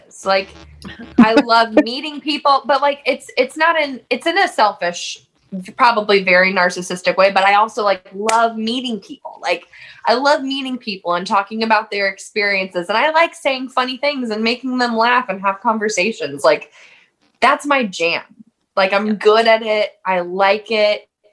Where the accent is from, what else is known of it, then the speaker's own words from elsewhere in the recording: Raytown, Missouri, United States; I grew up in Raytown, Missouri, which is just like a suburb of Kansas City, in like southeast Kansas City